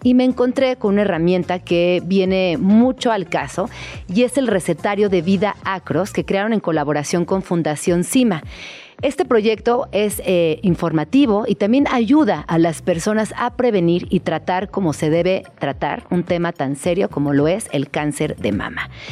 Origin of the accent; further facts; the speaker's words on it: Mexico; nuestra situación como mexicanas